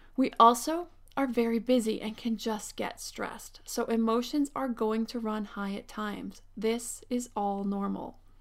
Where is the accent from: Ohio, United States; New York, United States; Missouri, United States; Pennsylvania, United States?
Pennsylvania, United States; now in Southern California, United States; I grew up in Pennsylvania